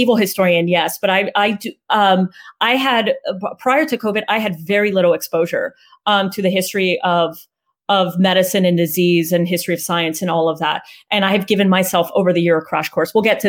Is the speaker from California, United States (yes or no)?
yes; California, United States; now in Texas, United States; So I have been in Texas since August of 2019, in my very first time in Texas, because I'm originally from California.